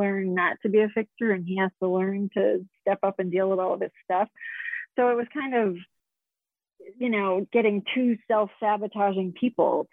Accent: Connecticut, United States; now in Arizona, United States; I grew up in Connecticut and moved to Arizona.

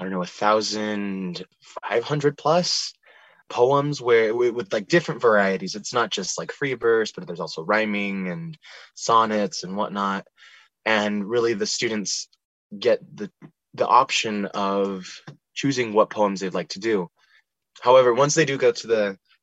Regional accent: Flagstaff, Arizona, United States; I was born and raised in Flagstaff, Arizona

